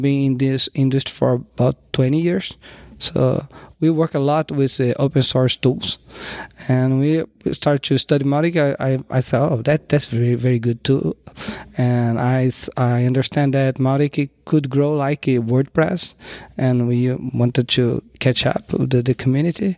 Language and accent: English; Rio de Janeiro, Brazil; I'm from Rio.